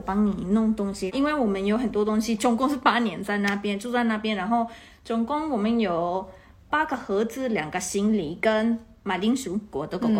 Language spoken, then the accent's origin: Chinese; Taiwan; now in Netherlands; 我我是刚刚从台湾来的，我我的头脑还在台币的